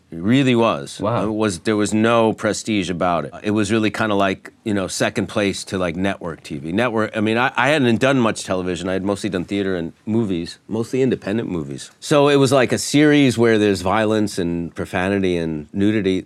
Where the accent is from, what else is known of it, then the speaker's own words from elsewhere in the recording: New York, United States; I was born in New York